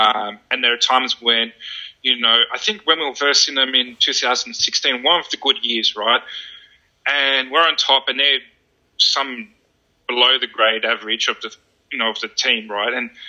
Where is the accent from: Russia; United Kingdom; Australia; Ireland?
Australia; Sydney, New South Wales; I'm one of those Sharkies fans that's been born and raised in the St. George area, right?